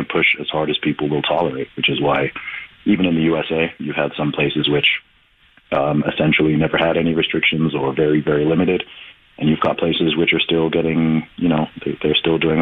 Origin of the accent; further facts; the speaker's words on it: England, United Kingdom; I'm originally from the UK in my home country of England